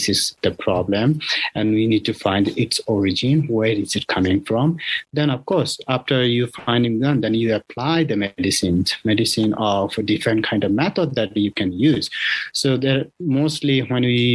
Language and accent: English; Bangladesh; also born or lived in Thailand; now in United States; I was born in Bangladesh and also I was practicing in Thailand